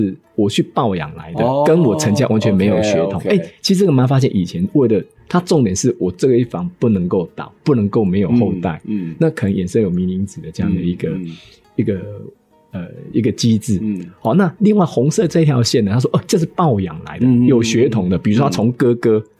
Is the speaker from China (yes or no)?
no; Minxiong, Chiayi County, Taiwan; 我从小生活在丰收村